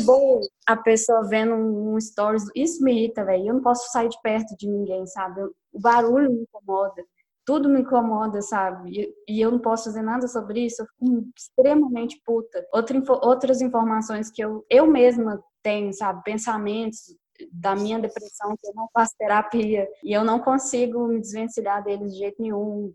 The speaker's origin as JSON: {"language": "Portuguese", "town": "Belo Horizonte", "region": "Minas Gerais", "country": "Brazil", "said": "sou de BH também"}